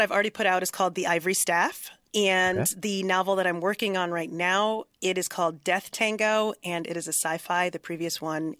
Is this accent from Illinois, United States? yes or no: no; New York, United States; I'm from New York